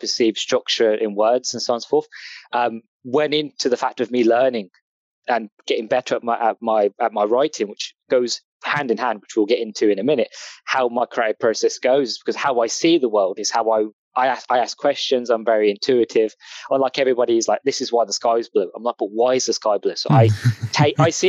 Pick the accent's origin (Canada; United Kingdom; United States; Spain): United Kingdom; England; accent: English; As you can tell by my accent, I'm English.